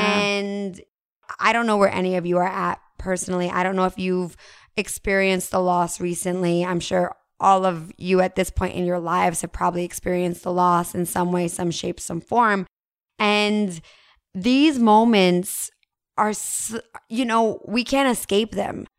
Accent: New Jersey, United States; moved away; I'm originally from New Jersey

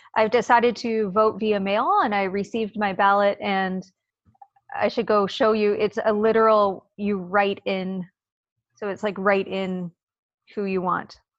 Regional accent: Canada; also born or lived in Vancouver, Canada; as a Canadian

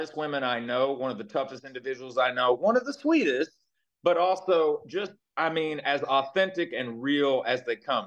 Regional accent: Knoxville, Tennessee, United States; moved away as an adult; also born or lived in Jacksonville, Florida / Thousand Oaks, California; I grew up in Knoxville, Tennessee, which is known for the Tennessee Vols.

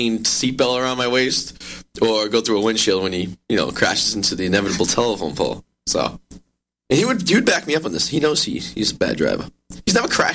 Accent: Revere, Massachusetts, United States; I'm from Revere. Revere's like Staten Island.

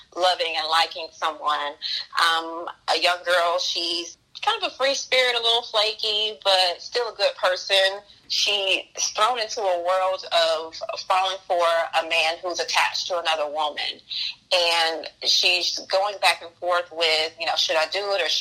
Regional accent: Macon, Georgia, United States; moved away as an adult; now in New York City, United States; I was born and raised in Macon, Georgia, so I was used to space.

